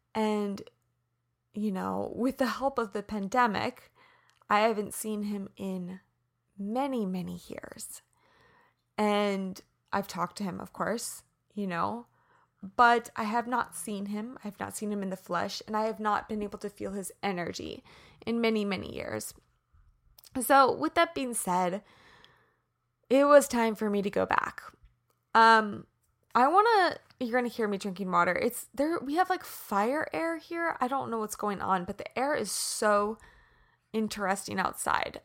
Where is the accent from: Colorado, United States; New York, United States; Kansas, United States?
Kansas, United States; Prairie Village; moved away; I'm in the heartland right now where I grew up in Kansas City. I'm back in Prairie Village. Yes, Prairie Village, Kansas.